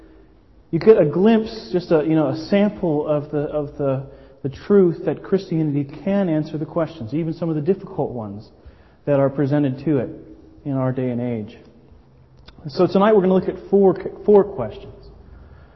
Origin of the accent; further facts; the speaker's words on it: Miami, Florida, United States; moved away as an adult; now in Brighton, United Kingdom; I'm American, obviously. I'm from Miami, the Miami area originally.